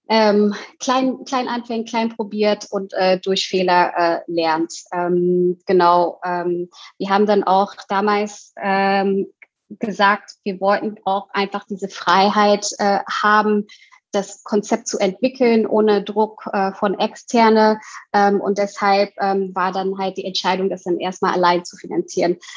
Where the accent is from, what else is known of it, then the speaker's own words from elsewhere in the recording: Indonesia; Und ich komme aus Indonesien und in Indonesien ähm, hat man sehr viele äh, Straßenessen, also Streetfood.